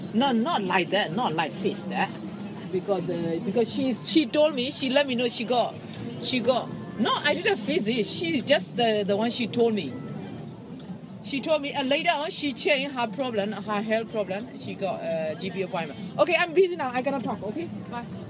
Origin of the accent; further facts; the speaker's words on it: Shan State, Myanmar; English is a second language; moved away; I was born in Shan State, so I know a bit of Shan. Either we went to a national school in Burma